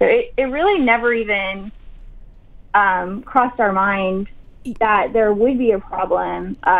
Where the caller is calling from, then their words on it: Houston, Texas, United States; We're in Houston, Texas.